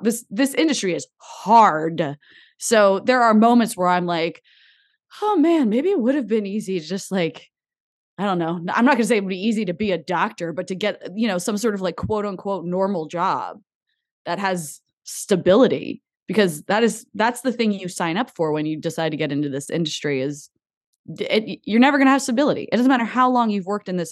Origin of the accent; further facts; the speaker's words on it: New Jersey, United States; moved away as an adult; also born or lived in Boston / Los Angeles; I grew up in New Jersey